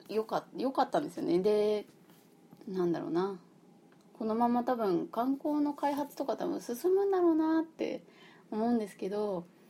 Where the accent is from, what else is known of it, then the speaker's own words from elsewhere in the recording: Fukuoka, Japan; 私出身福岡